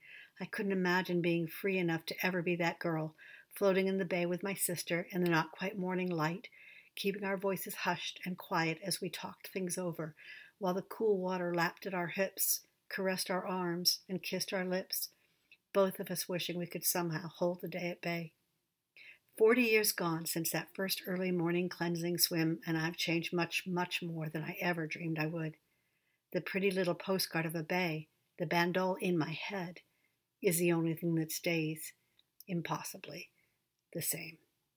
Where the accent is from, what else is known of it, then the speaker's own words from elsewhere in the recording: England, United Kingdom; born there; also born or lived in Canada / California; I was born in England, Nancy in Turkey, to parents who were English through and through.